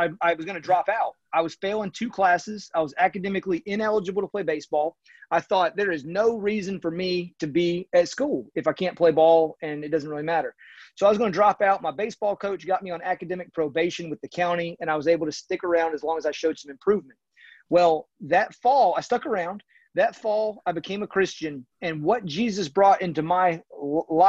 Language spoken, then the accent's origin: English; Raleigh, North Carolina, United States; I grew up in Raleigh, North Carolina